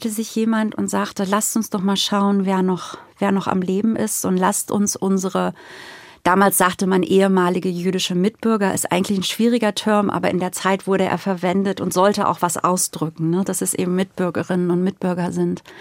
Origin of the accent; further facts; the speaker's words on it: Lower Saxony, Germany; ich komme aus Ostfriesland, tatsächlich aus einem kleinen ostfriesischen Dorf, habe angefangen in Hamburg zu studieren und war erst auch mal überwältigt von der Stadt.